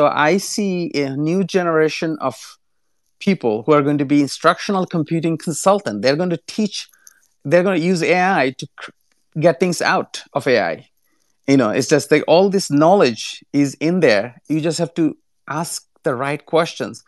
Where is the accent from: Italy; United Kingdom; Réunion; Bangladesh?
Bangladesh; now in United States; I'm originally from Bangladesh